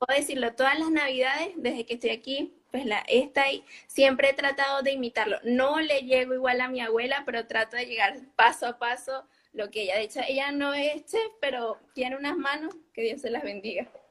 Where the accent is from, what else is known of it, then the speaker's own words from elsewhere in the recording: Barquisimeto, Lara, Venezuela; now in Almería, Spain; Yo soy de Venezuela, Barquisimeto, Guara.